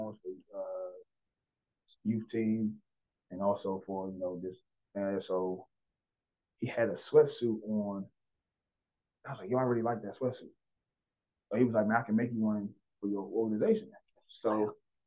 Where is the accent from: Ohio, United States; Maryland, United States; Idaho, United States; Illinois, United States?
Maryland, United States; District Heights; I'm from Disher Heights, Maryland. I'm born and raised.